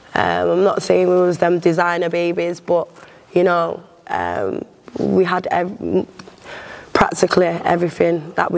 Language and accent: English; Manchester, North West England, United Kingdom; born there; I was born in Manchester. Old Trafford.